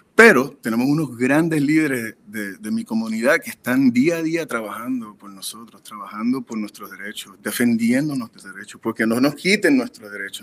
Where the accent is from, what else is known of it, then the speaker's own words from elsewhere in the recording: Puerto Rico; now in Los Angeles, United States; somos puertorriqueños